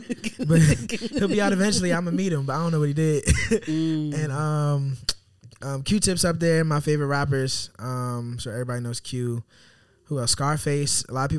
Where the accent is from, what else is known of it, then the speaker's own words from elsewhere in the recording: Bowie, Maryland, United States; also born or lived in North Carolina; I'm from Maryland. Okay. Bowie, Maryland. I was born in North Carolina, so like North Carolina, Maryland.